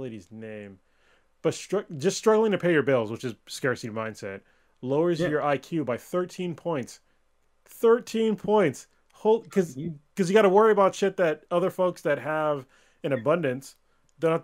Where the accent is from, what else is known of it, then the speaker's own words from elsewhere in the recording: Bay Area of California, United States; I grew up in the Bay Area of California, and we had everybody. Everybody is here.